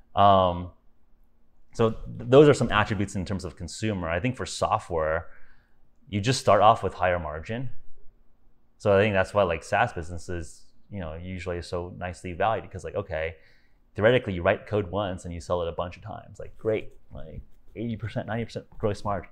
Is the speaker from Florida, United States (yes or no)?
no; Los Angeles, California, United States; moved away as an adult; also born or lived in Silicon Valley; now in Miami, United States; I'm originally from California, born and raised in Los Angeles.